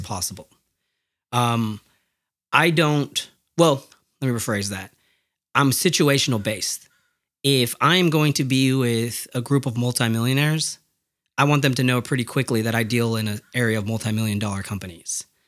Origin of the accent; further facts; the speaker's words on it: United States; my family's from Mexico and I'm American